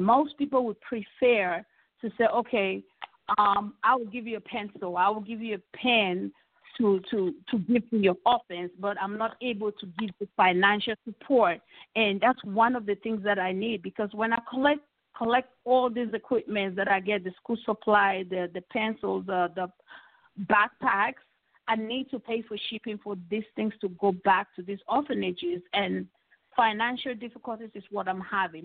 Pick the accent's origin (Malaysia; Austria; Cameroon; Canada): Cameroon; now in United States; I'm originally from Cameroon, you know, migrated here.